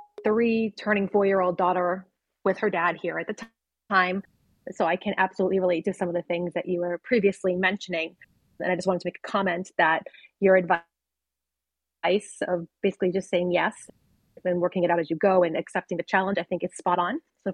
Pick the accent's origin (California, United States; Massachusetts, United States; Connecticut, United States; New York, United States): Massachusetts, United States; Boston; And being the Bostonian American that I am